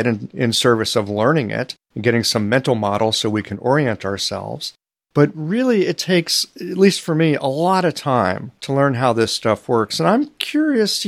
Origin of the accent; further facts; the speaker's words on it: United States; Being an American